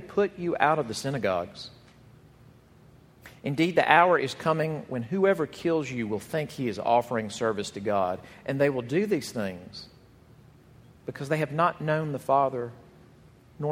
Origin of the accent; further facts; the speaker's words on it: Jackson, Mississippi, United States; the church where I grew up in Jackson, Mississippi